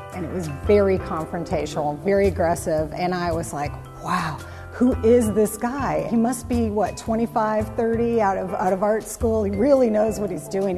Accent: Milwaukee, Wisconsin, United States; moved away; also born or lived in New York; I'm from Milwaukee.

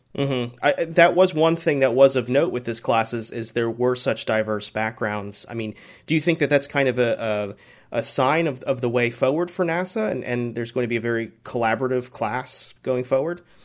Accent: Florida, United States; I, I grew up in Florida.

